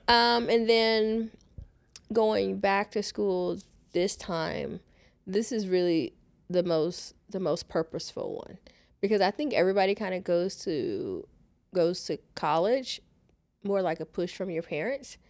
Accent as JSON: {"language": "English", "town": "Houston", "region": "Texas", "country": "United States", "tie": "born or raised there", "said": "Born and raised in Houston"}